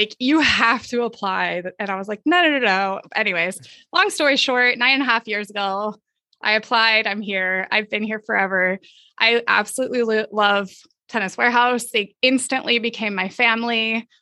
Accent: Southern California, United States; I grew up in Southern California

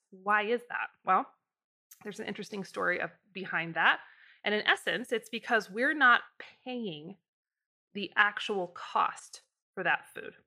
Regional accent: Idaho, United States; I'm from Idaho

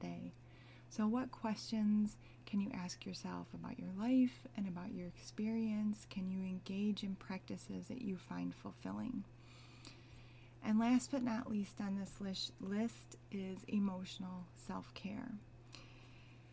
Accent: United States; I'm Asian American

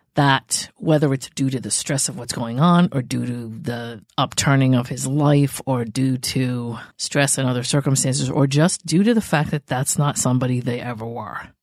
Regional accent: New England, United States; born or raised there

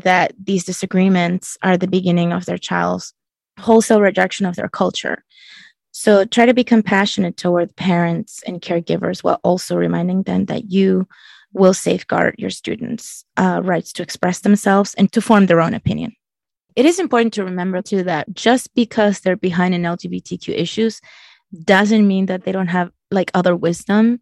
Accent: Chile; moved away; I'm from Chile and it was very different. My culture was um, very opposed to LGBT issues

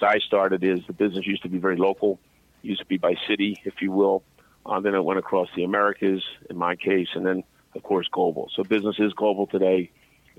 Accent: Philadelphia, Pennsylvania, United States; I'm from Philadelphia

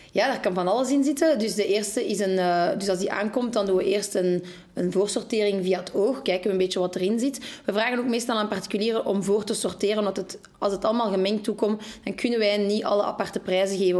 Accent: Molenbeek, Brussels-Capital Region, Belgium; Wij zijn ook geboren en getogen in Molenbeek

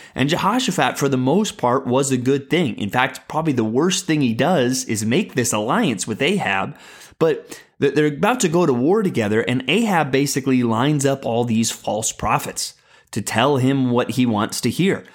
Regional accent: San Antonio, Texas, United States; I moved to San Antonio, Texas, kind of in the middle of my childhood

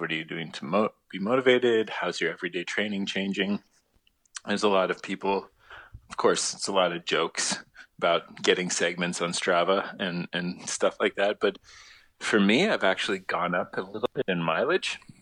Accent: Toronto, Ontario, Canada; I'm from Toronto

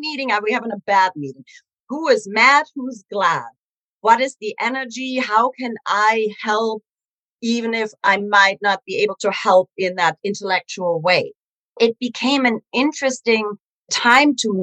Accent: Germany; English is a second language; moved away as an adult; also born or lived in New York City; now in United States; I grew up in Germany in an interesting household

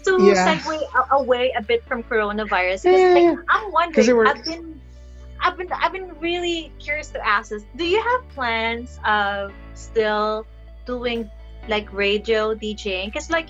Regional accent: Mimaropa, Philippines; I'm from Palawan.

